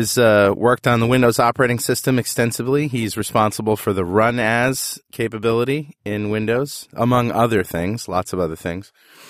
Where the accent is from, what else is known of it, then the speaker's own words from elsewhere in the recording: Toowoomba, Queensland, Australia; Joel started bagging Toowoomba. That is my hometown, and I thought I should stand up for it.